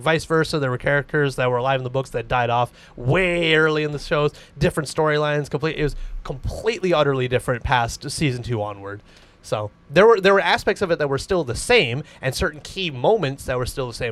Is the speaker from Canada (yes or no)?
yes; Canada; We're Canadian